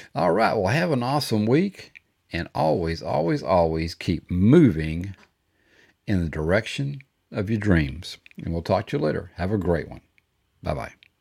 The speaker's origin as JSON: {"language": "English", "region": "Texas", "country": "United States", "said": "I'm from Texas and we used to say fixing to, all the time"}